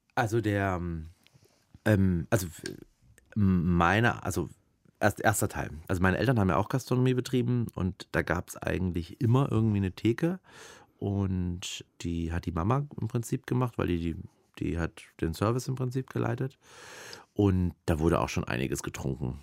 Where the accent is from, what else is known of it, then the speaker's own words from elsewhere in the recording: Erlangen, Bavaria, Germany; ich bin in Erlangen groß geworden